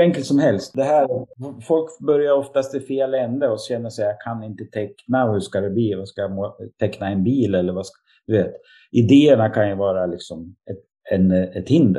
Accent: Sundsvall, Västernorrland County, Sweden; flyttade jag hem till min hemstad när jag blev pappa

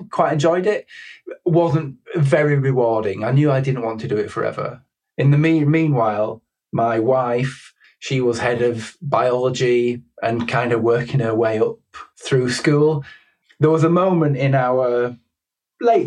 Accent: Keighley, Yorkshire and the Humber, United Kingdom; moved away as an adult; I grew up in Keighley, West Yorkshire, where there weren't a huge amount of options.

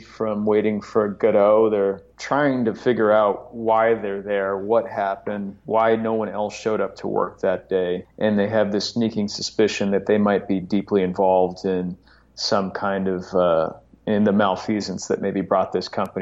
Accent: Chicago, Illinois, United States; now in New York, United States; I grew up in Chicago

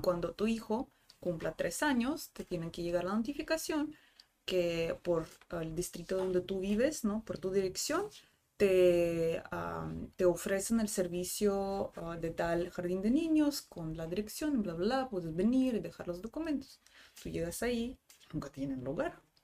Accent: Rostov-on-Don, Rostov Oblast, Russia; Spanish is a second language; moved away as an adult; also born or lived in Cancún, Mexico / Spain; now in Tijuana, Mexico; Yo soy de la capital del sur, pero sur administrativo. Mi ciudad nativa se llama Rostov del Don.

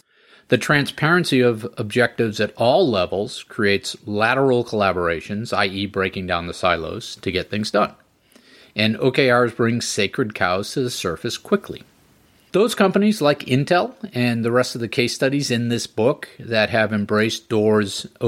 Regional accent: Groton, Massachusetts, United States; Groton, Massachusetts, my hometown.

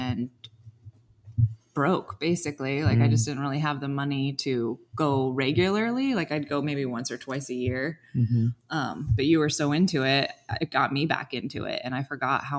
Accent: Montana, United States; moved away; I grew up in Montana

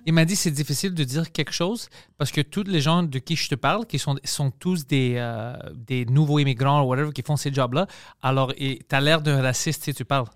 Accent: Greece; now in Quebec, Canada; mon accent ou whatever parce que je suis grec

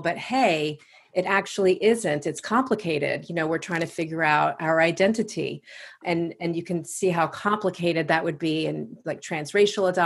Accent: Long Island, New York, United States; accent: Long Island; now in Washington, D.C., United States; I'm from Long Island, New York, and you'll probably hear my Long Island accent pop in from time to time

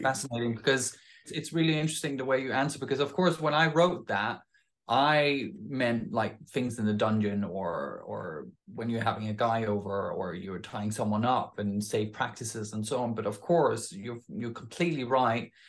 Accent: Denmark; moved away

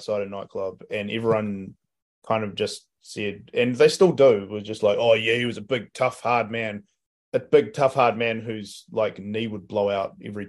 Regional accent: Wellington, New Zealand; he was a big part of like growing up in Wellington.

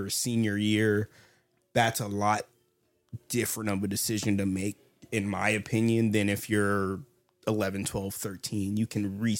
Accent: Washington, United States; born there; also born or lived in Alaska / Georgia; I was born in Washington State. Then we went up to Fairbanks. Just a little life history of myself. Moving up to Fairbanks when I was one or two. Then moved down to Georgia.

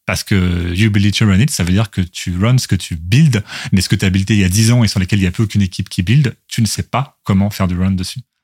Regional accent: Louviers, Normandy, France; moved away as an adult; also born or lived in Rouen / Toulouse; je suis né à Louviers, commune de 18 000 habitants, donc dans l'Eure, en Haute-Normandie. bon, la Normandie désormais. et dans la dans la dans laquelle je suis je suis resté jusqu'au lycée.

